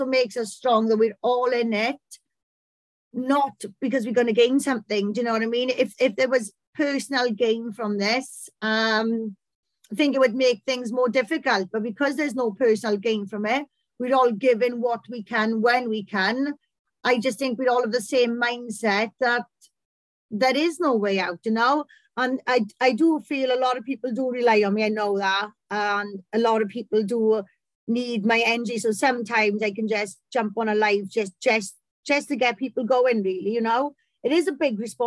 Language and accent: English; Welsh, Wales, United Kingdom; I'm a Welsh pit pony